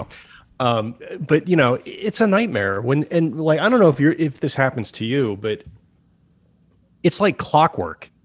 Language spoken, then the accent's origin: English; Chatham, New Jersey, United States; moved away as an adult; also born or lived in New York; now in Los Angeles, United States; in the part of Jersey where I grew up, I grew up in Chatham